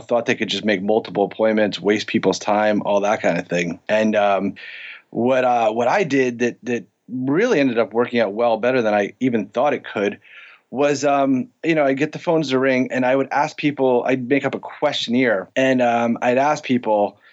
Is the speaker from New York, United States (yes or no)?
yes; New York City, New York, United States; I grew up in the Bronx in upstate New York